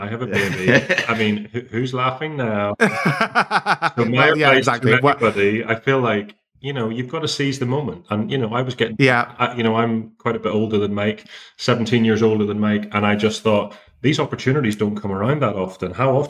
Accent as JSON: {"language": "English", "town": "Belfast", "region": "Northern Ireland", "country": "United Kingdom", "also_born_or_lived": "London", "said": "I'm from Belfast originally. I was living in London for 18 years"}